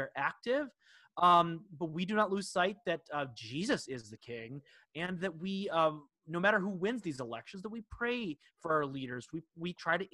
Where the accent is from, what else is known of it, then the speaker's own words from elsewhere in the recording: United States; we as Americans